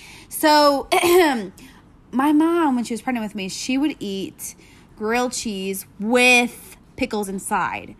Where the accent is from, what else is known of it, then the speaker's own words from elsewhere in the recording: Texas, United States; we're from Texas